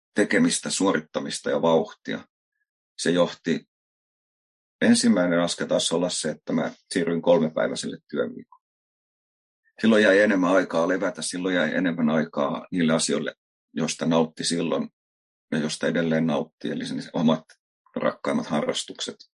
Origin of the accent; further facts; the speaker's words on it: Helsinki, Uusimaa, Finland; moved away as an adult; mä oon Helsingistä kotosi asunut siellä elämästäni niin aika ison